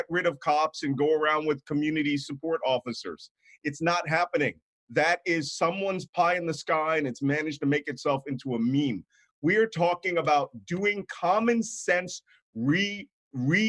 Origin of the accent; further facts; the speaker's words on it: Philadelphia, Pennsylvania, United States; I was born and raised in Philadelphia